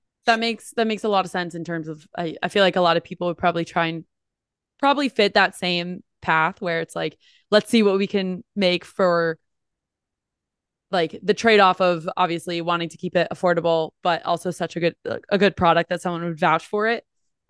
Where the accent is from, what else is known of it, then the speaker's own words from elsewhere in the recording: New Jersey, United States; So like growing up, I'm from New Jersey originally. It was like king, queen, jack, toilet.